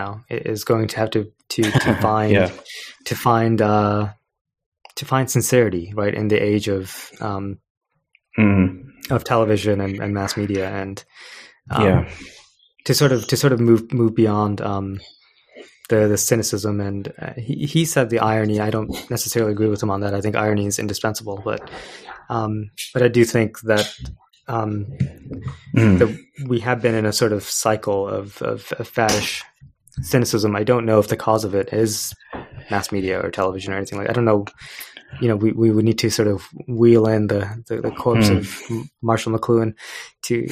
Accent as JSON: {"language": "English", "country": "India", "said": "I'm Indian"}